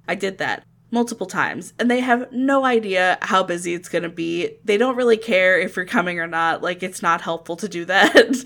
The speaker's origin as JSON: {"language": "English", "town": "Ocala", "region": "Florida", "country": "United States", "tie": "born or raised there", "said": "I grew up in Ocala, which isn't too far away from Gainesville"}